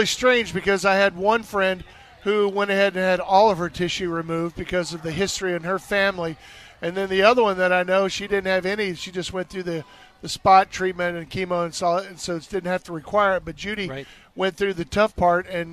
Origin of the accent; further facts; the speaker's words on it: Tomball, Texas, United States; also born or lived in Louisiana; I grew up in Tomball, which is northeast part